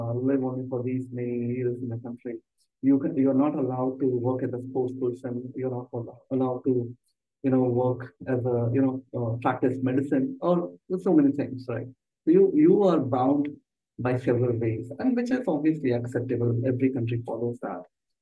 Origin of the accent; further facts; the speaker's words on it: Uttar Pradesh, India; also born or lived in United States / United Kingdom; I'm mainly from Uttar Pradesh, India